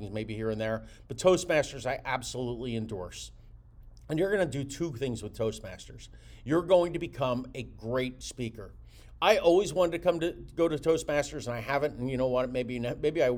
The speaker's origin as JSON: {"language": "English", "area": "Jersey Shore, greater Philadelphia area", "region": "New Jersey", "country": "United States", "moved": "as an adult", "lives_now": "Florida, United States", "said": "I'm from the greater Philadelphia area, I'm from the Jersey Shore."}